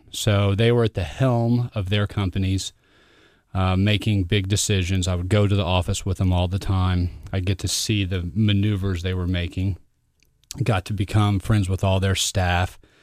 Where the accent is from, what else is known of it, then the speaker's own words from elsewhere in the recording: Fort Worth, Texas, United States; I grew up in Fort Worth, Texas.